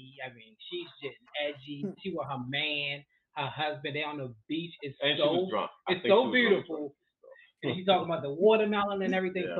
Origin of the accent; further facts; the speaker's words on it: Baltimore, Maryland, United States; I'm from Baltimore, Maryland.